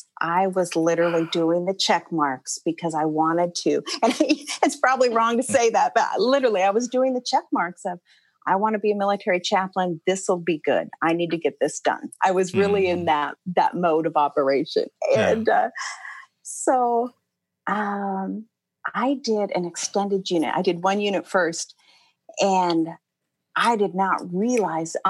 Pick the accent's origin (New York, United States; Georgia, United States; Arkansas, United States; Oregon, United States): Oregon, United States; Portland; moved away as an adult; now in Atlanta, United States; I grew up in Portland, Oregon. I lived there till I was about 24.